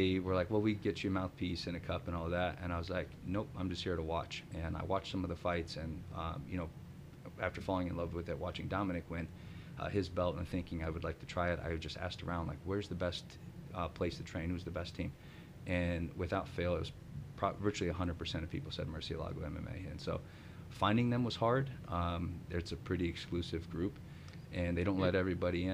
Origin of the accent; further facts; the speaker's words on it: Tucson, Arizona, United States; now in Lansing, United States; I consider myself being from Tucson, Arizona